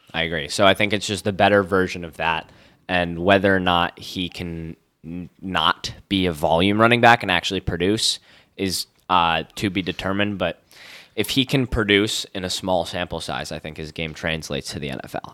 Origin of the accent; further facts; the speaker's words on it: Connecticut, United States; I'm from Connecticut